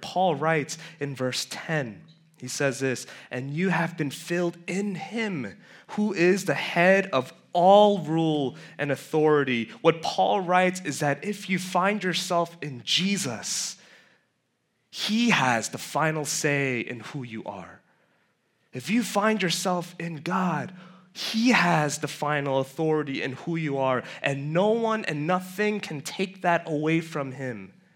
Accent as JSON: {"language": "English", "town": "New York City", "region": "New York", "country": "United States", "tie": "born or raised there", "said": "I grew up in Flushing. Um, technically white stone, but it's close enough"}